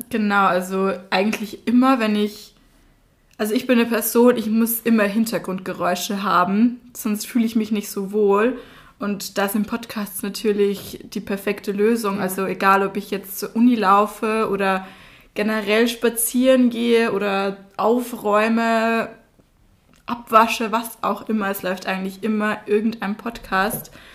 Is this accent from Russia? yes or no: no; Austria; moved away as an adult; now in Passau, Germany; ich komme ja aus Österreich. Deshalb verzeiht es mir, wenn mein Satzbau mal nicht so richtig ist oder ich mal einen Buchstaben weglasse oder in den Dialekt falle.